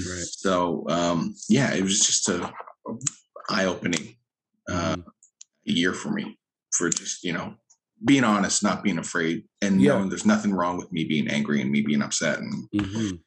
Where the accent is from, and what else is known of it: Lower Sackville, Nova Scotia, Canada; born or raised there; also born or lived in Halifax, Nova Scotia